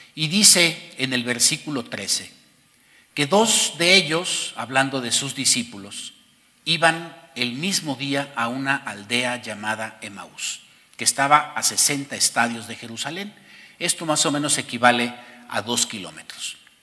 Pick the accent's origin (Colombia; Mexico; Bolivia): Mexico; además de ser mexicanos y por encima de ser mexicanos, somos hijos de Dios